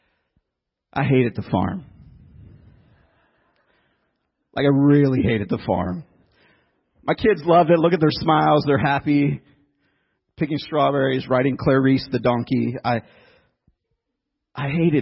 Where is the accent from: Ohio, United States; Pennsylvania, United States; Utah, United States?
Ohio, United States; Youngstown; also born or lived in Philadelphia area / Tennessee; now in New Jersey, United States; I grew up in Youngstown, Ohio, kind of northeast part of Ohio, real city, urban city